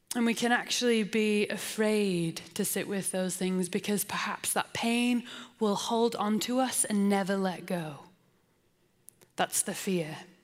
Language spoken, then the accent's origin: English; England, United Kingdom; also born or lived in Portland, Oregon; now in Salt Lake City, United States; I'm English